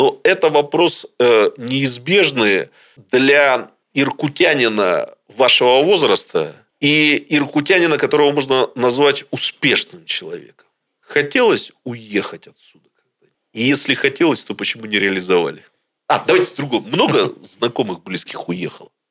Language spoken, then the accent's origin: Russian; Irkutsk, Irkutsk Oblast, Russia; вы должны понять, быть иркутянином – это быть скептиком. Ничего у нас не будет, значит, дороги у нас всегда будут плохими, все будет плохо, губернаторы будут меняться.